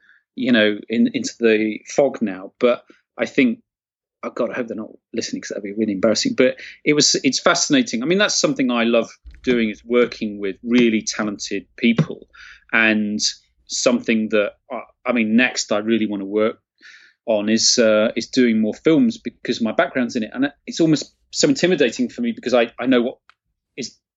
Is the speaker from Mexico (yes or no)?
no; Nottingham, East Midlands, United Kingdom; I grew up in Nottingham, or near Nottingham.